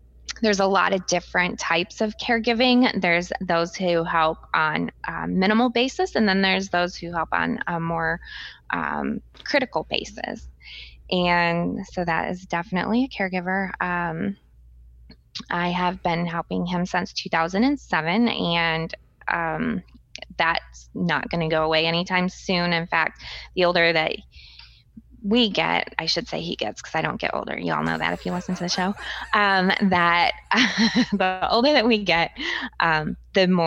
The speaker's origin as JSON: {"language": "English", "area": "Flint", "region": "Michigan", "country": "United States", "tie": "born or raised there", "said": "I was born in Flint, Michigan, the city where they have the major water issues"}